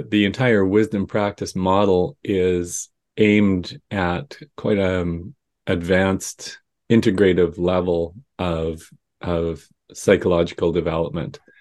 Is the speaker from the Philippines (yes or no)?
no; Saskatchewan, Canada; growing up in Saskatchewan